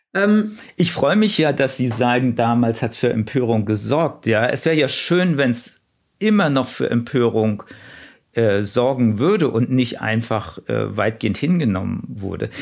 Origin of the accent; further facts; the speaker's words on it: small town near Mörfelden-Walldorf, Hesse, Germany; now in Berlin, Germany; Ich bin ja in Hessen aufgewachsen, in einer Kleinstadt in der Nähe von Mörfelden-Walldorf